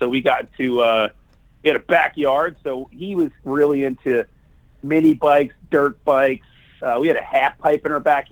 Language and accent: English; Little Silver, New Jersey, United States; I was born and raised in New Jersey in a little town called Little Silver